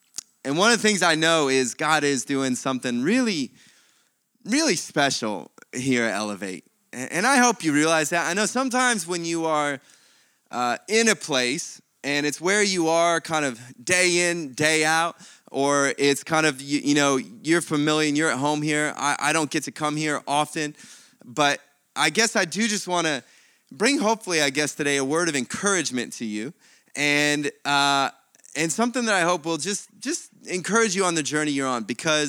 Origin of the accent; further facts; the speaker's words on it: Akron, Ohio, United States; moved away as an adult; now in Perth, Australia; I was born and raised in Akron, Ohio, in one of the suburbs there called, we called it Talmadge, although his Talmadge was much more elegant sounding, and just near Cleveland, and been in Perth though since 2004.